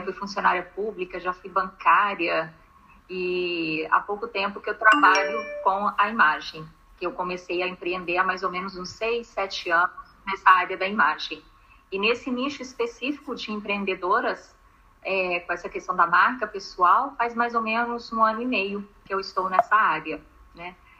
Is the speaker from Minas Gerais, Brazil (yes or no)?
yes; Minas Gerais, Brazil; eu sou mineira